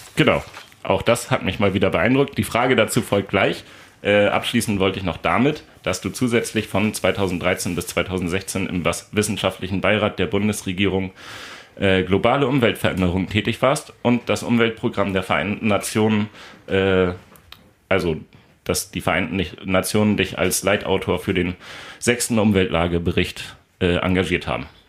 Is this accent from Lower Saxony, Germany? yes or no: yes; Lünzen, Lower Saxony, Germany; also born or lived in Soltau; Von Soltau einmal nach Lünzen und dann lange Zeit da geblieben